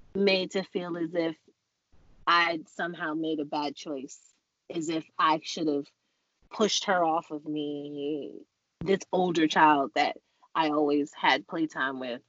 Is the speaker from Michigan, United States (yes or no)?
no; New York City, New York, United States; now in Los Angeles, United States; on this New York soil in Jamaica, Queens, where we grew up